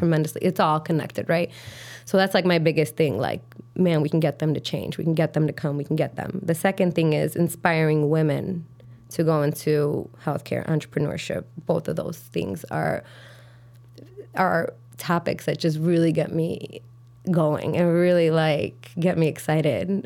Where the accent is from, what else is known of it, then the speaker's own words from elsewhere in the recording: Chicago, Illinois, United States; grew up on the south side of Chicago